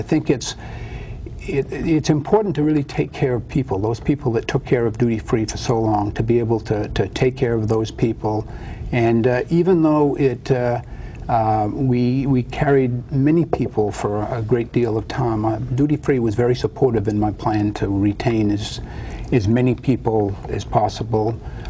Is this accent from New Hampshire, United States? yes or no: yes; New Hampshire, United States; born or raised there; also born or lived in Connecticut / Boston, Massachusetts; now in Hawaii, United States